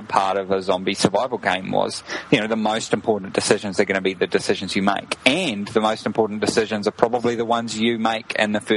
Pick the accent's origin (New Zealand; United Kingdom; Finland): New Zealand; moved away as an adult; now in Prague, Czech Republic; I am from New Zealand.